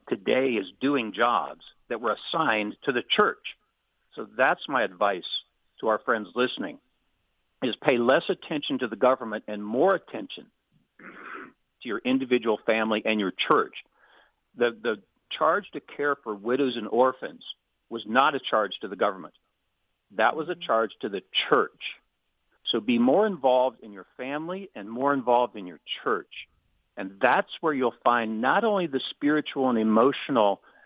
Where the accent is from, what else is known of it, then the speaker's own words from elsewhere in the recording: South Dakota, United States; moved away; also born or lived in Kansas; where I grew up in South Dakota